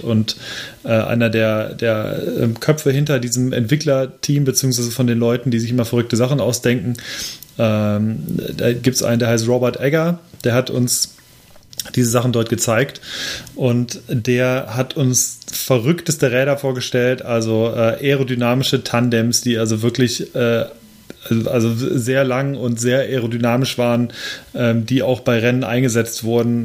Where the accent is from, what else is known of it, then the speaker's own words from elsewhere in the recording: Lemgo, North Rhine-Westphalia, Germany; in meiner Heimatstadt Lemgo